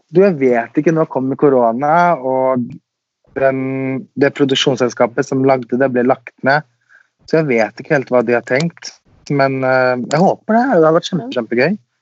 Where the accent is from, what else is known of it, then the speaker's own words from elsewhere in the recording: Sweden; also born or lived in Los Angeles, United States; now in Norway; Jeg er jo født og oppvokst i Sverige, så der har jeg bodd.